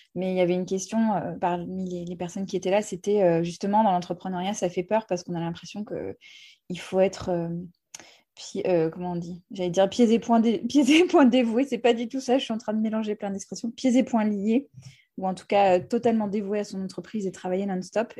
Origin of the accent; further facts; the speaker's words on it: United States; now in France; j'ai grandi aux États-Unis